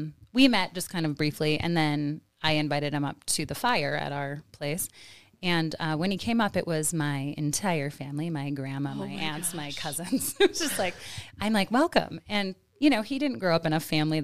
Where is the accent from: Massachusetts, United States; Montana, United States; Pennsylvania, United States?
Montana, United States; Whitehall; also born or lived in Bozeman / Florida / Korea; So I grew up in Whitehall, and then I went to school in Bozeman